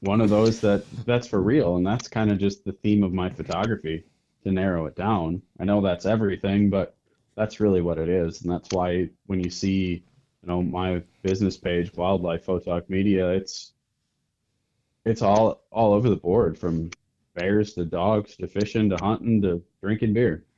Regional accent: north of Green Bay, Northeast Wisconsin, United States; I am from Northeast Wisconsin, up just a little bit north of Green Bay

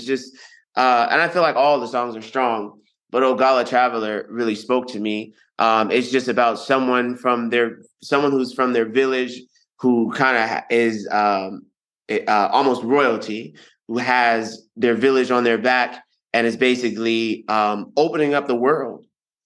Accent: United States; accent: American; my American accent

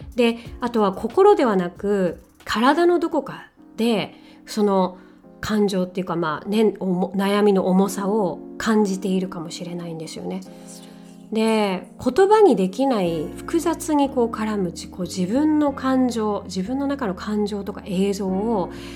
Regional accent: Japan; first language Japanese; 私はね日本人なので母国語は日本語ですけれども

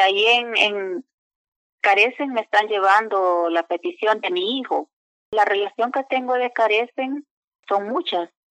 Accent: San Salvador, El Salvador; moved away; Soy del El Salvador, San Salvador.

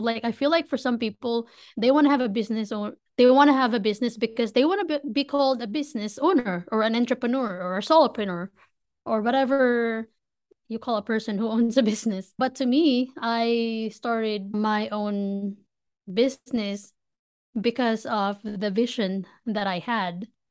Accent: Manila, Metro Manila, Philippines; moved away as an adult; now in United States; I was born and raised in Manila, Philippines. I moved from the Philippines to the States just about three and a half years ago

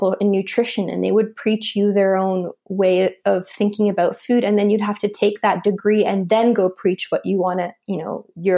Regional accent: Canada; I studied at McGill University in Canada. I'm Canadian

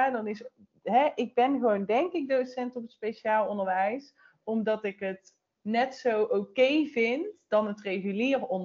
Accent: North Brabant, Netherlands; Ik kom uit Brabant, hè.

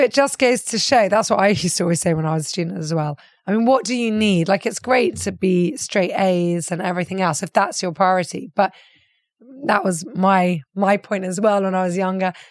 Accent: Limassol, Limassol District, Cyprus; especially the Limassolians, we're very, very proud

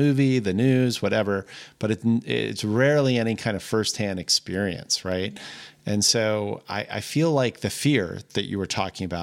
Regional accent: East Coast, United States; now in Montana, United States; I'm originally from the East Coast, but having lived in Montana now for like nearly 30 years

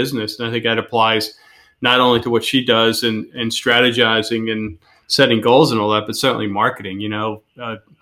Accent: Philadelphia, Pennsylvania, United States; we're both from the Philadelphia area

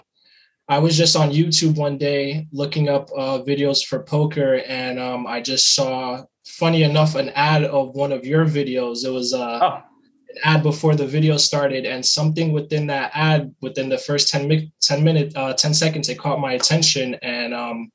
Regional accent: New Jersey, United States; Currently from New Jersey, born and raised in New Jersey

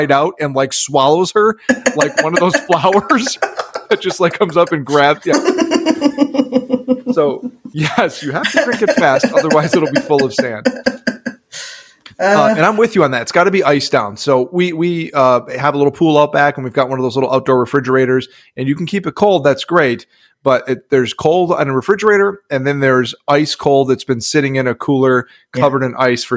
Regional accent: Upper Midwest, United States; now in Texas, United States; I grew up in the Midwest, upper Midwest

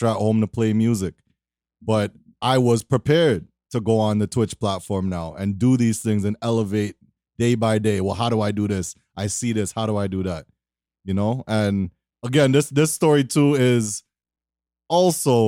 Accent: Toronto, Ontario, Canada; I'm from Toronto.

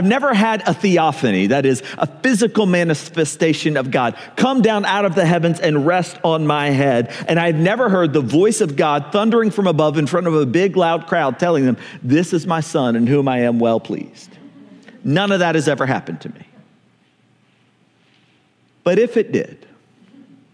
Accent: American South, United States; I grew up in the American South

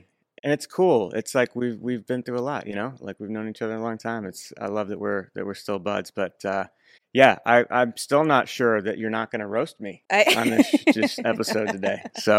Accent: Wayne, New Jersey, United States; Originally Wayne, New Jersey.

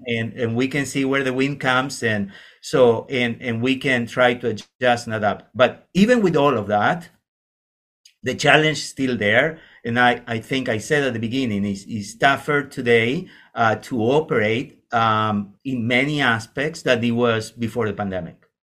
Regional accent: Argentina; moved away as an adult; now in Canada; I'm coming from Argentina.

